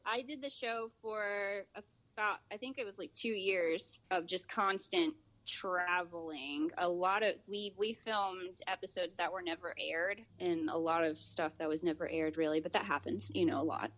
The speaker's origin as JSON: {"language": "English", "area": "Polk County", "region": "Central Florida", "country": "United States", "tie": "born or raised there", "said": "I was born and raised in Central Florida, Polk County"}